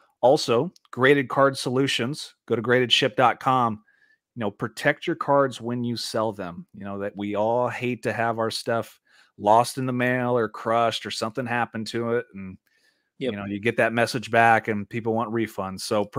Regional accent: Indiana, United States; We're from Indiana.

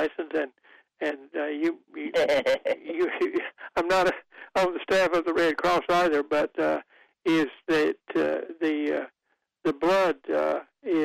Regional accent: about 25 miles from Wilson, Eastern North Carolina, United States; my hometown is just down the road, about 25 miles from Wilson, and as a card-carrying Eastern North Carolinian

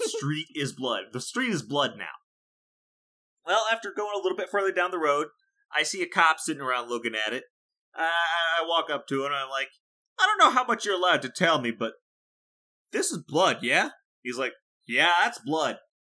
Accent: Iowa, United States; born or raised there

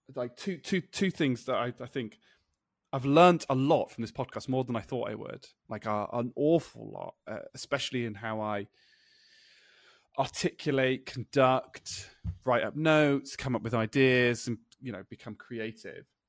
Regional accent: United Kingdom; I'm British

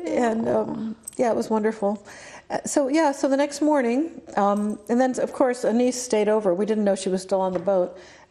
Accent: Ohio, United States; moved away; also born or lived in Mamaroneck, New York; my parents went to Miami. I grew up in Ohio.

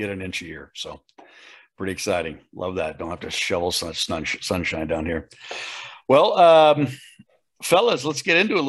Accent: Colorado, United States; now in St. George, United States; I'm from Colorado, but live in St. George, Utah now.

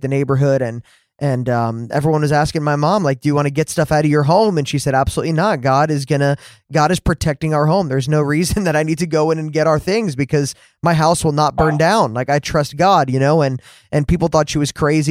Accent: New Jersey, United States; moved away; I grew up in New Jersey too, man. I grew up there for 20 years of my life.

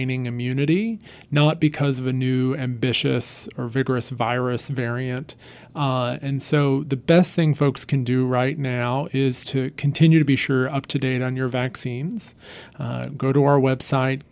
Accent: North Carolina, United States; a public servant in my home state

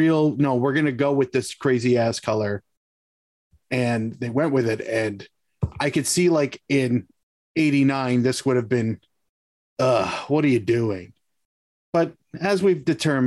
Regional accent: Hamilton, Ontario, Canada; I'm from Hamilton.

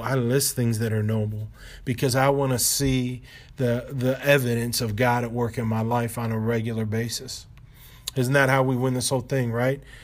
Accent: Ohio, United States; moved away as an adult; now in Baltimore, United States; the Lord brought K D the Boys and I to Baltimore from where we grew up in Ohio

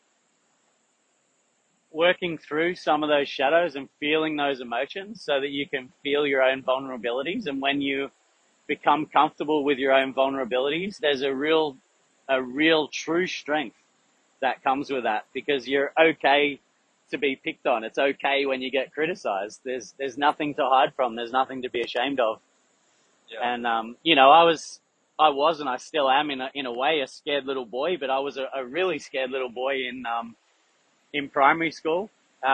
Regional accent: Melbourne, Victoria, Australia; I grew up in Yarraville in Melbourne in the western suburbs.

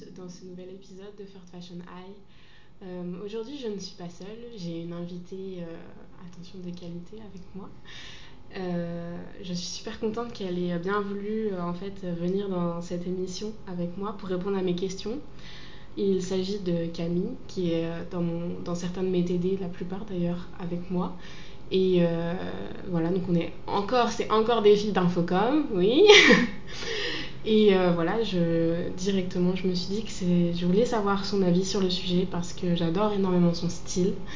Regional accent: Normandy, France; now in Lyon, France; je viens de Normandie à la base

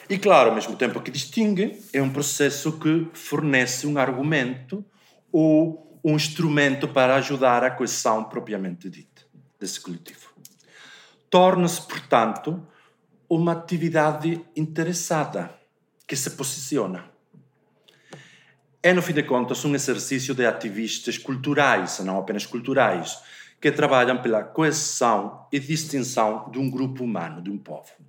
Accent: Galicia, Spain; o teatro feito na Galiza, que eh, de onde eu venho e, eh, por acaso, de onde nós dois vimos.

